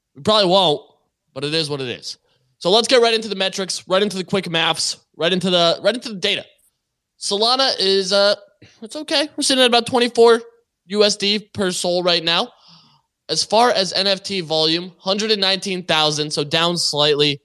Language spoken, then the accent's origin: English; Canada; I, I am also Canadian